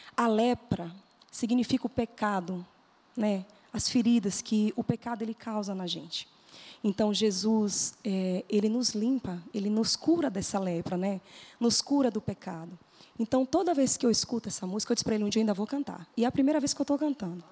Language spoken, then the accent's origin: Portuguese; Bahia, Brazil; also born or lived in Riachão do Jacuípe / Salvador / Lauro de Freitas / Simões Filho; Logo quando eu nasci, eu fui para Salvador, morei Legal. em Lauro de Freitas e de lá eu fui para a cidade de Simões Filho